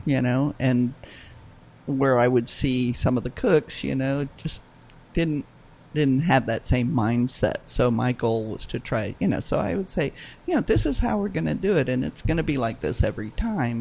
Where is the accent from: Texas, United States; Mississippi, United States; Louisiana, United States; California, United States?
Louisiana, United States; New Orleans; New Orleans is my hometown